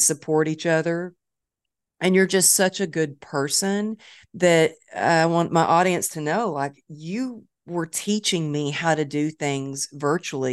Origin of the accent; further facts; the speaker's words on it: Dallas, Texas, United States; Dallas. It's my hometown